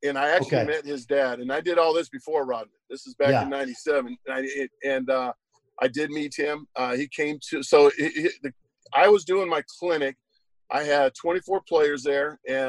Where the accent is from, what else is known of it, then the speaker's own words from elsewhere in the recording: United States; I was from America